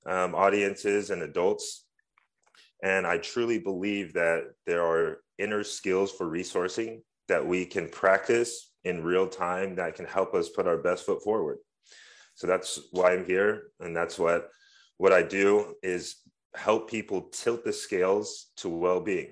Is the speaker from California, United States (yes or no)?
yes; San Francisco, California, United States; Born and raised in San Francisco